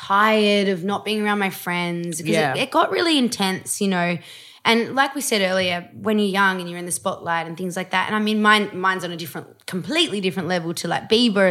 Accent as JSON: {"language": "English", "country": "Australia", "said": "I'm pretty Australian too. I'm like, yeah, how you going?"}